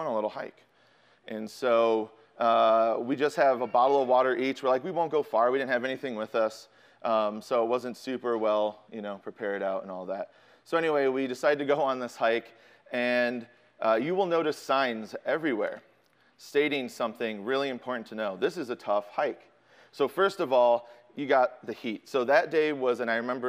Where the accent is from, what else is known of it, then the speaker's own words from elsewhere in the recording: Chicago, Illinois, United States; I'm from Chicago